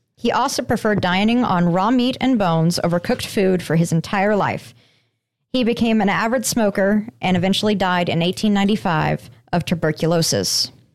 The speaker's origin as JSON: {"language": "English", "region": "Colorado", "country": "United States", "tie": "born or raised there", "said": "I grew up in Colorado"}